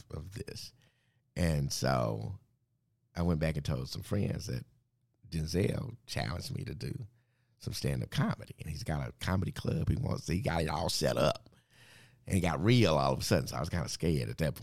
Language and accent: English; Dallas, Texas, United States; I grew up in Wynwood Hills, that part of Oak Cliff